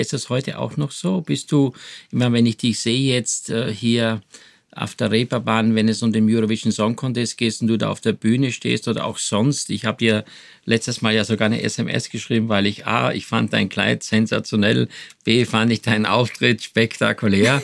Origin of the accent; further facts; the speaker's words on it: Styria, Austria; now in Germany; Ich komme ja aus der Steiermark